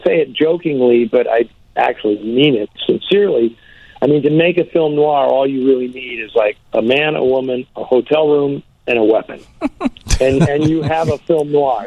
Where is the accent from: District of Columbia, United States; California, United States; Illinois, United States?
California, United States; San Francisco; San Francisco, which is my hometown